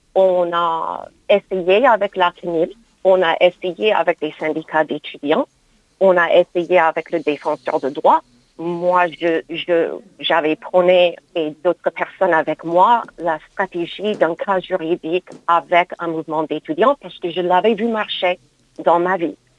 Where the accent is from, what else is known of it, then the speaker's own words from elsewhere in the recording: United States; now in France; mon pays d'origine, les États-Unis